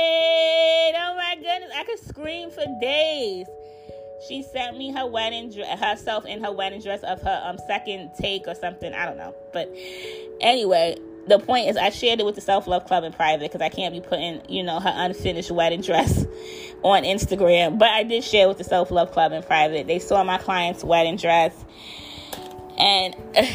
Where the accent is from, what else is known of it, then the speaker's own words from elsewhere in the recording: United States; I am African American